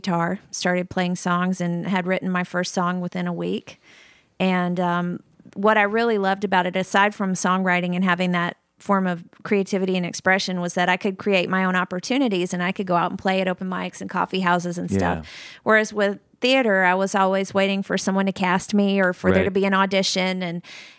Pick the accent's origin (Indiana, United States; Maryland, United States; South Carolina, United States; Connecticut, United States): South Carolina, United States; moved away as an adult; also born or lived in Boston / Los Angeles; I'm from South Carolina